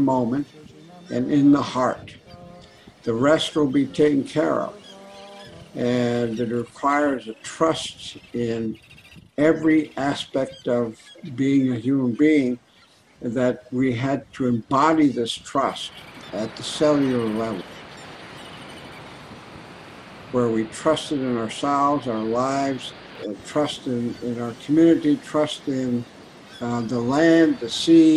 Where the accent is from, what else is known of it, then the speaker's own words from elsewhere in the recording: St. Paul, Alaska, United States; I was born and raised on St. Paul Island, part of the Pribilof Islands, in the middle of the Bering Sea